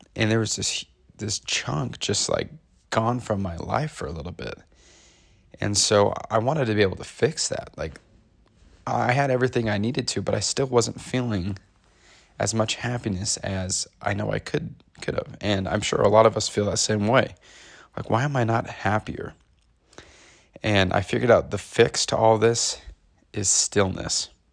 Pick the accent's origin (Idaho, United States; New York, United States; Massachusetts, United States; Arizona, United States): Idaho, United States; growing up in Idaho, growing up in conservative Idaho